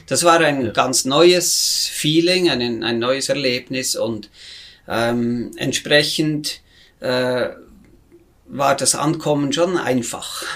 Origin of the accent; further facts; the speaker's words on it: near Bern, Switzerland; moved away as an adult; ich bin natürlich aus sehr bürgerlichem Haus in, im Zentrum der Schweiz, in der Nähe von Bern, da bin ich aufgewachsen